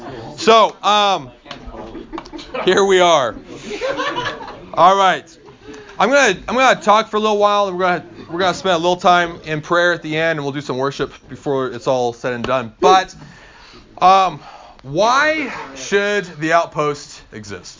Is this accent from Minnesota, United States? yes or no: no; Eastern Oregon, United States; I grew up in Eastern Oregon